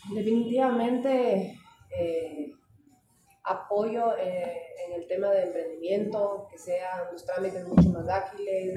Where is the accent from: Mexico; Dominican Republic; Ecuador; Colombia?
Ecuador; en mi país también hay